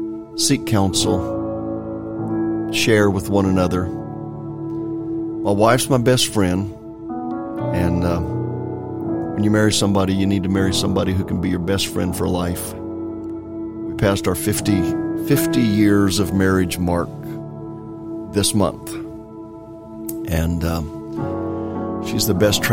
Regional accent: California, United States; I grew up in California

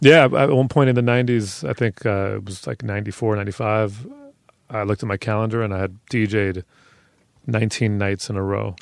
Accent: New York City, New York, United States; I grew up on ninety-six in Madison

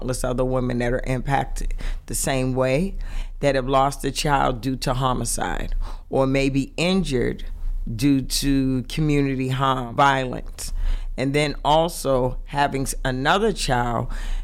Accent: Boston, Massachusetts, United States; From the inner city, I am from Roxbury

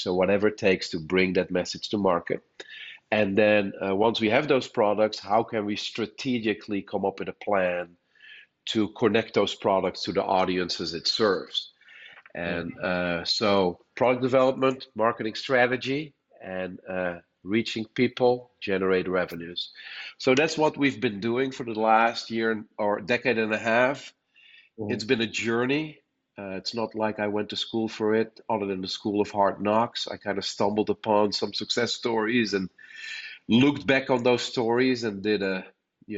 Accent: Netherlands; moved away as an adult; now in United States; I was born and raised in the Netherlands. That explains my accent. But I came to the States in 2006.

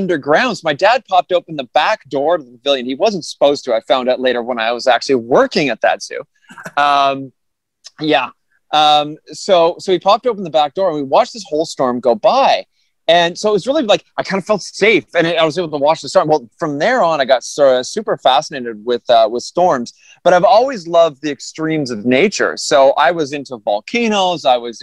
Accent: Toronto, Ontario, Canada; I grew up in Toronto, Ontario, Canada.

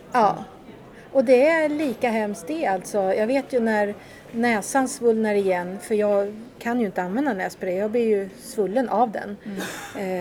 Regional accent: Katrineholm, Södermanland, Sweden; Katrineholm där jag kommer ifrån

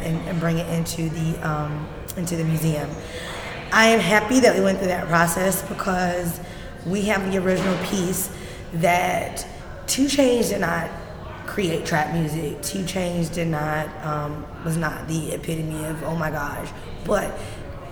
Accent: Atlanta, Georgia, United States; I'm from Atlanta, West Side

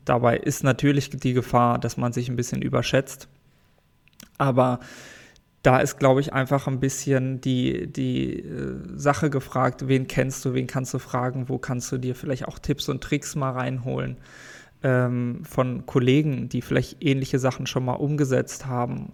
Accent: Sauerland, North Rhine-Westphalia, Germany; also born or lived in Paderborn; Ursprünglich komme ich aus dem Sauerland. Mhm. Tatsächlich. Dort bin ich in einem kleinen Dorf

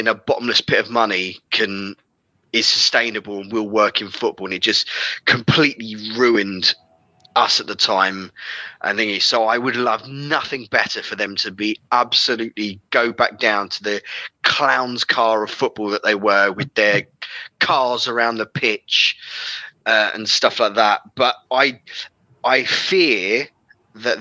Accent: London, United Kingdom; I'm from West London. I grew up in West London

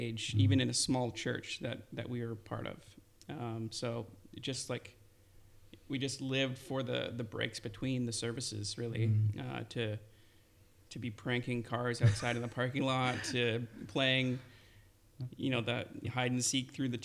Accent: Burnaby, British Columbia, Canada; I grew up in Burnaby

